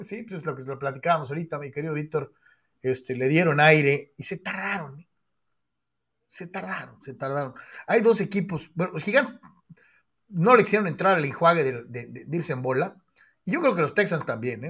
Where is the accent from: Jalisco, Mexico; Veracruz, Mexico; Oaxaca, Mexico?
Jalisco, Mexico; Guadalajara; soy de Guadalajara